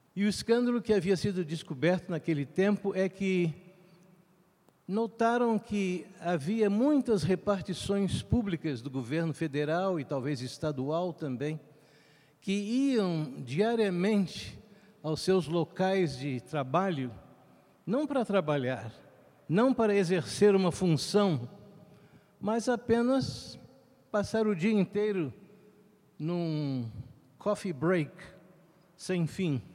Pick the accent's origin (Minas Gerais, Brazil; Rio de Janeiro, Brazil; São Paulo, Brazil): Rio de Janeiro, Brazil; moved away; Eu me lembro quando eu era criança, ainda residindo no Rio de Janeiro